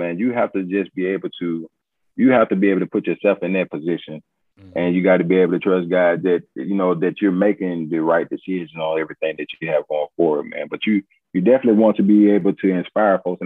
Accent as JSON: {"language": "English", "town": "Montgomery", "region": "Alabama", "country": "United States", "said": "I'm from Montgomery, man. That's where I'm from."}